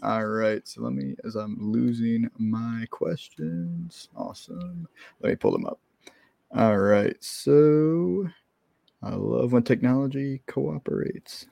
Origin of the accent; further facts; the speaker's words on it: Maryland, United States; moved away as an adult; now in Florida, United States; I grew up in Maryland. I lived there for twenty-two years